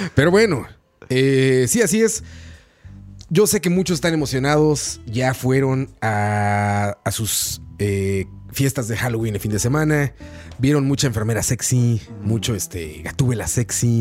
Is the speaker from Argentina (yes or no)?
no; Mexico; moved away; En mi tierra natal se está festejando el Día de los Muertos.